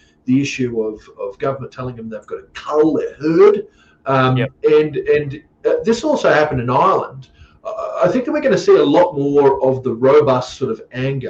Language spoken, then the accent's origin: English; North Queensland, Australia; I come from North Queensland